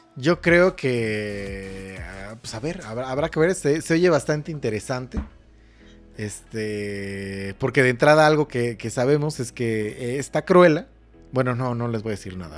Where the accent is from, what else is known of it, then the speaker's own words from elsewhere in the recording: Mexico; aquí en México somos